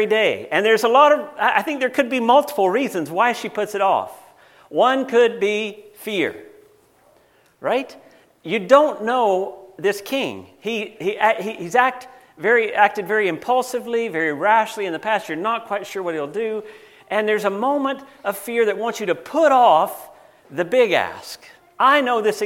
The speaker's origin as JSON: {"language": "English", "country": "United States", "moved": "yes", "said": "I'm an American"}